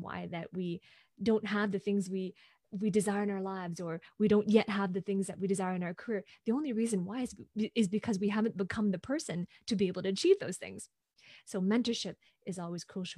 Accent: Hong Kong; moved away as an adult; now in Vancouver, Canada; I'm originally from Hong Kong, and I'm currently based in Vancouver, Canada, where I have been living for the past 15 years.

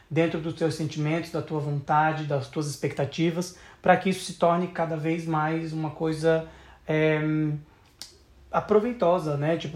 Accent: South Region, Brazil; eu sou do Sul, né, eu acho que eu só tive uma consciência realmente do Brasil quando eu viajei ao redor do Brasil.

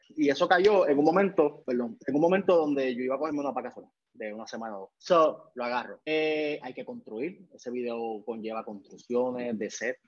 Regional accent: Puerto Rico; moved away as an adult; also born or lived in New York / Buffalo / Florida; vine a Puerto Rico, Montevalvería, en el pueblo de, de, mi pueblo en Juan, Puerto Rico

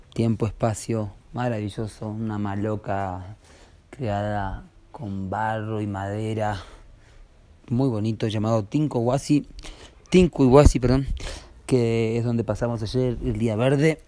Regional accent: Uruguay; now in Urubamba, Peru; venimos de Uruguay y ahora estamos en Urubamba

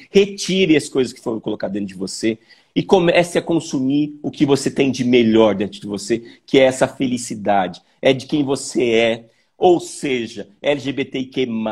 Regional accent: Joinville, Santa Catarina, Brazil; eu sou de Joinville, né? É, eu nasci em Joinville, em Santa Catarina

